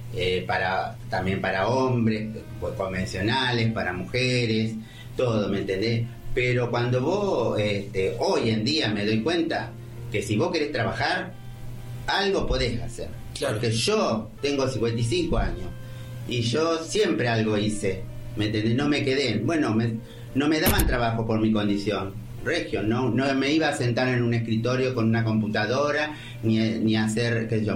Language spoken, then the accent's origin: Spanish; Ramallo, Buenos Aires Province, Argentina; also born or lived in Colón, Buenos Aires; Nacida y criada aquí